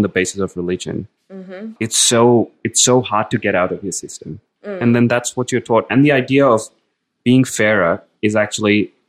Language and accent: English; India; growing up in India